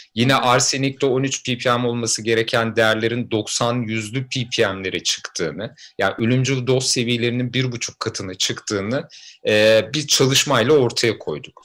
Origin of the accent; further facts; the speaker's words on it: a village near Fatsa, Ordu, Turkey; benim köyümde